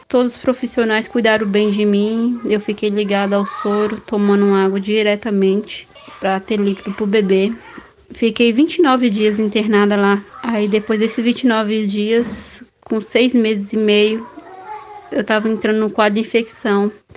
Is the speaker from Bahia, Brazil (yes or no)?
yes; Belo Campo, Bahia, Brazil; sou de Belo Campo.